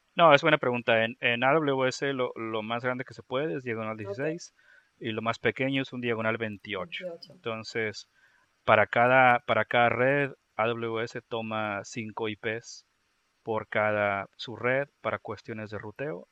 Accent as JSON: {"language": "Spanish", "town": "Monterrey", "region": "Nuevo León", "country": "Mexico", "moved": "yes", "lives_now": "Tennessee, United States", "said": "me encuentro en el estado de Tennessee, en Estados Unidos, eh, pero soy originalmente de México, del noreste de México, de, de, Monterrey"}